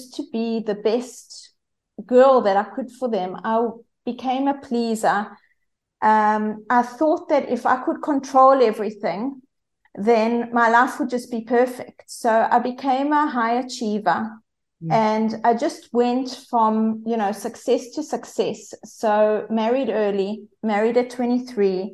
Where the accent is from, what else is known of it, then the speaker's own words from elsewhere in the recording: South Africa; accent: South African; as you can hear from my accent, I'm South African